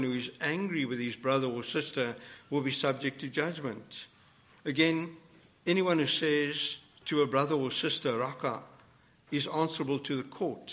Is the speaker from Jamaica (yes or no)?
no; South Africa; moved away; I come from South Africa